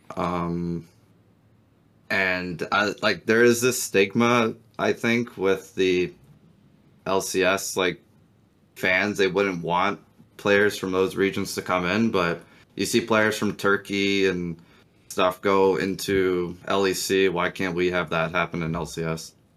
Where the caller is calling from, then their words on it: Toronto, Ontario, Canada; calling from Toronto.